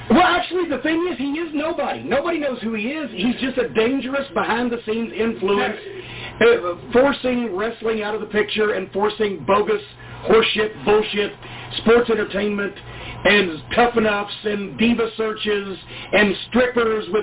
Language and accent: English; the South, United States; accent: Southern; we're both from the South. And we have these pronounced Southern accents.